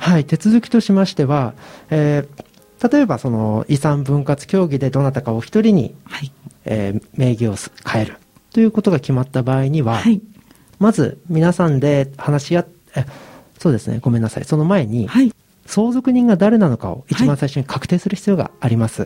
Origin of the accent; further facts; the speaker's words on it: Ibaraki, Japan; 私の場合はあの茨城県の生まれなので